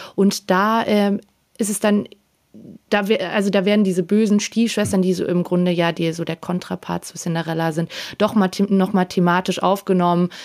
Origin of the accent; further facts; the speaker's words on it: Austria; ich als Österreicherin